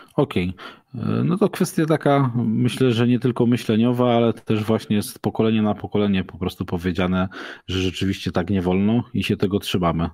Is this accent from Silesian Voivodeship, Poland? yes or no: yes; Mysłowice, Silesian Voivodeship, Poland; u nas w Mysłowicach